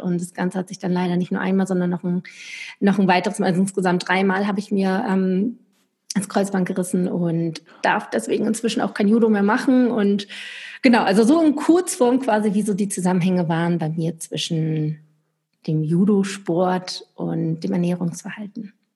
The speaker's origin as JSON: {"language": "German", "town": "Lübeck", "region": "Schleswig-Holstein", "country": "Germany", "also_born_or_lived": "Stuttgart", "moved": "as an adult", "said": "Ich komme eigentlich aus Lübeck von der Ostsee, bin dann runter in den Süden nach Stuttgart gezogen"}